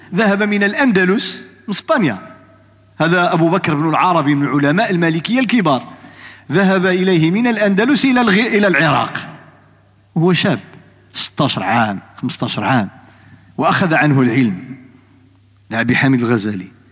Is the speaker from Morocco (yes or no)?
yes; Morocco; عندنا في المغرب